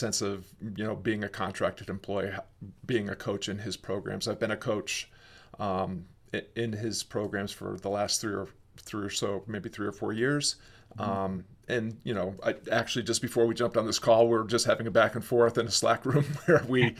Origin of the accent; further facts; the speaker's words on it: Fort Sill, Oklahoma, United States; born there; I was born in Fort Sill Army Hospital.